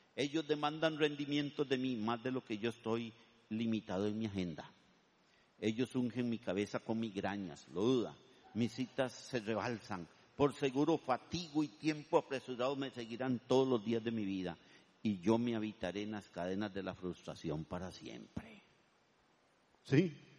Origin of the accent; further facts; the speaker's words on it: Turrialba, Cartago, Costa Rica; also born or lived in Vargas Araya, San José; now in San José, Costa Rica; Yo vendo queso Turialba porque yo soy de Turialba